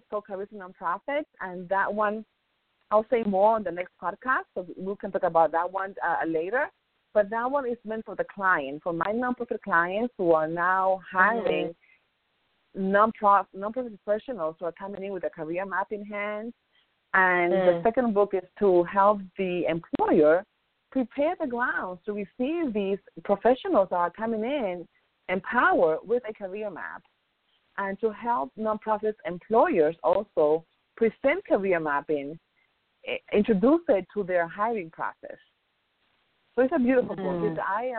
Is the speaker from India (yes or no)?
no; Dominican Republic; Dominican Republic.